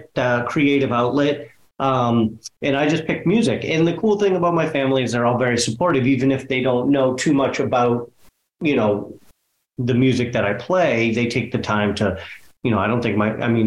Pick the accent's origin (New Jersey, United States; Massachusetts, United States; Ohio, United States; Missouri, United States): Massachusetts, United States; Boston; I grew up in West Roxbury, actually in West Roxbury now